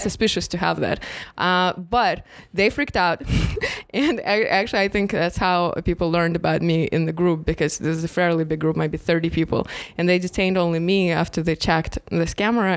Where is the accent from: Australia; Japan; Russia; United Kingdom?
Russia; Moscow; moved away; we came from Moscow